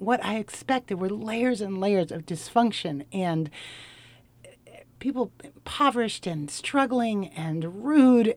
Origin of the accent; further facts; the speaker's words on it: Portland, United States; I'm from Portland